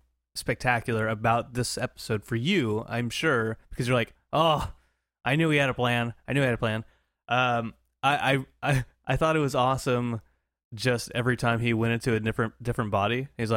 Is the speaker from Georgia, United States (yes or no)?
no; Hawaii, United States; Is that a Hawaii thing? I don't know. {S1} Because {S0} I'm Hawaiian.